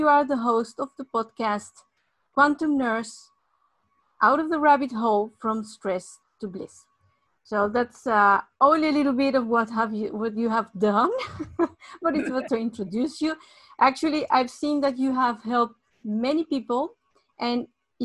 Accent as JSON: {"language": "English", "country": "Mexico", "tie": "born or raised there", "moved": "yes", "said": "I was born in Mexico"}